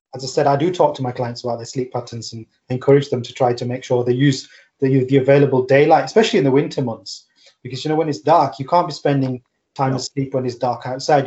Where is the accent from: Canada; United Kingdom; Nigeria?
United Kingdom; I'm born and bred in the UK, but I mean I'm I'm of like South Asian descent